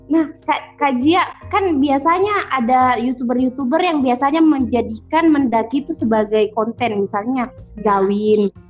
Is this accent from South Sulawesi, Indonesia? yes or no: yes; Malino, South Sulawesi, Indonesia; Tapi fun nya kampung saya itu adalah kampung berkabut so guys.